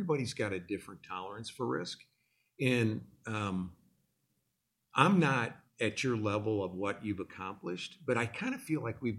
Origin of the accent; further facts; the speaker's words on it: Illinois, United States; now in Dallas, United States; Like, I came from the Midwest. I'm from Illinois. And I came here knowing no one.